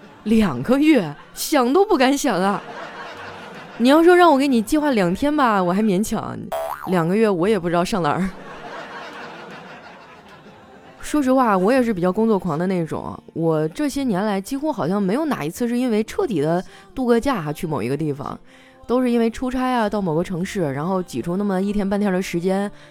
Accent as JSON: {"language": "Chinese", "region": "Northeast China", "country": "China", "tie": "born or raised there", "said": "我就特别怀念啊我们东北老家的冻梨。南方的朋友可能不清楚啊，在我们东北呢，有一种冬季限定水果叫冻梨。"}